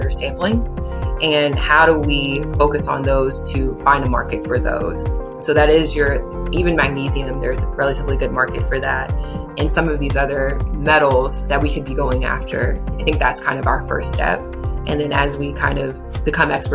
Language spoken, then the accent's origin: English; Jackson, Mississippi, United States; moved away; also born or lived in Atlanta; I grew up in Jackson, Mississippi, one of the poorest states in the country